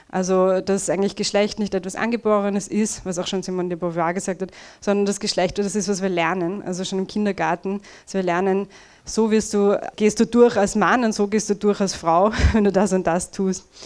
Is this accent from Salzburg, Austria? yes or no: no; Vienna, Austria; Tja, also der erste Teil meines Talks wird ziemlich viel Rant sein und Jammerei, ich bin eine Wienerin.